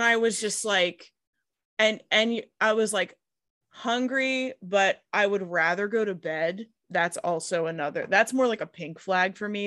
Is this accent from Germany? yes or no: no; Pittsburgh, Pennsylvania, United States; I'm from the Rust Belt